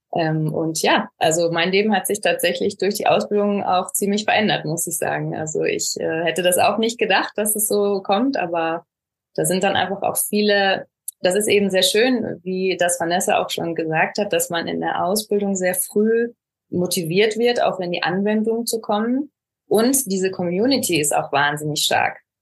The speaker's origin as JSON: {"language": "German", "area": "Ruhr area", "region": "North Rhine-Westphalia", "country": "Germany", "tie": "born or raised there", "moved": "as an adult", "lives_now": "Barcelona, Spain", "said": "gebürtig auch aus Nordrhein-Westfalen, aus dem schönen Ruhrgebiet"}